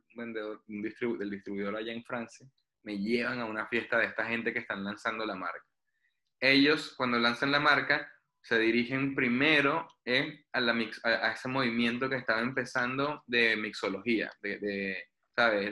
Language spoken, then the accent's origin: Spanish; Venezuela; moved away; crecí en Venezuela